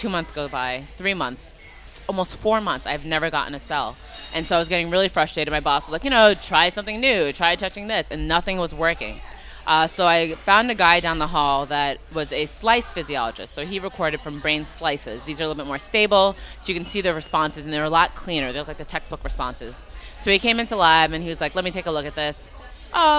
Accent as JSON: {"language": "English", "region": "New York", "country": "United States", "said": "I'm a New Yorker, like through and through"}